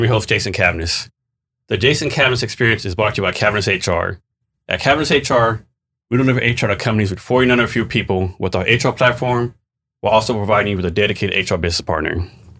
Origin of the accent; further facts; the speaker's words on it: Odessa, Texas, United States; also born or lived in San Antonio area, Texas; So I grew up in West Texas, Odessa, Texas, oil field, boom and bust.